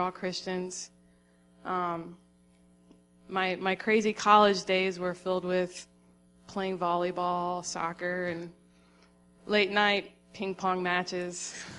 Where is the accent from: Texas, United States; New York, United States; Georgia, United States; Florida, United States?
Florida, United States; moved away as an adult; also born or lived in Tennessee; I grew up in Florida